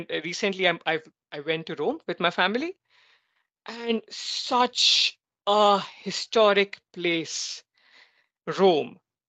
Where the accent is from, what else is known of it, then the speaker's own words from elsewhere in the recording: India; moved away as an adult; also born or lived in Europe; I was in India, then I recently moved here in the Europe. And now I much appreciate that I was born in India.